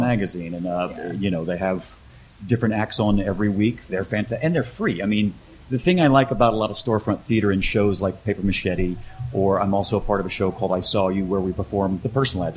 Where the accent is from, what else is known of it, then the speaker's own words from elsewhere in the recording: Mississippi Gulf Coast, United States; also born or lived in upstate New York; now in Chicago, United States; I'm originally from the Mississippi Gulf Coast.